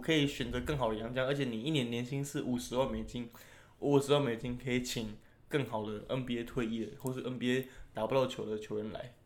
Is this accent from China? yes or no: no; Taiwan; 我们台湾人